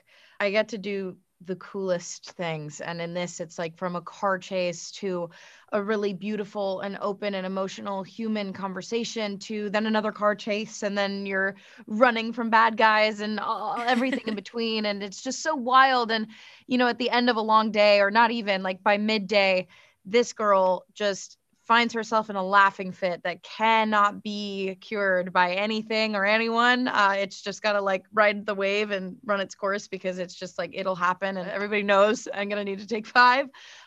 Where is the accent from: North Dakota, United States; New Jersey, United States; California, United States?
California, United States; at least not maybe as many as you'd think growing up in Southern California.